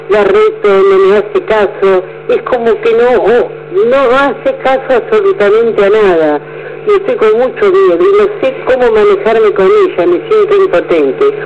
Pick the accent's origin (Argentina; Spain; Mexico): Argentina; Rosario, Santa Fe; moved away as an adult; now in Baradero, Argentina; yo soy de Rosario, estamos acá hace unos años por el trabajo de mi marido